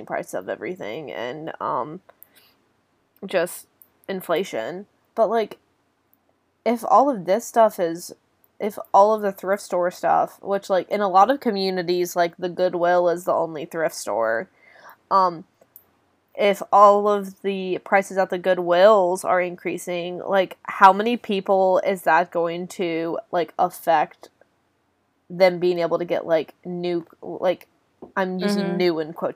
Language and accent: English; Greensboro, North Carolina, United States; the region that my hometown is in, Greensboro